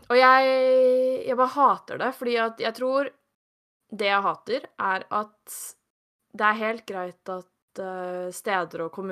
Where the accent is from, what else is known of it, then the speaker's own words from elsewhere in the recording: Blaker, Akershus, Norway; så er jeg fra Blaker. Blaker.